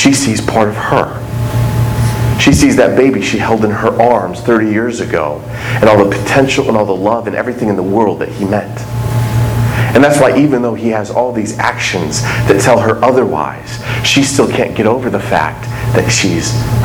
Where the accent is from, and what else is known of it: United States